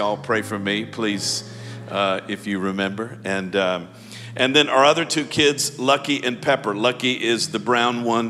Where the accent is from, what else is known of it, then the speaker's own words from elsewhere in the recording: Baton Rouge, Louisiana, United States; moved away; I'm from Baton Rouge, actually a Baton Rouge guy, born and raised in Baton Rouge, went to LSU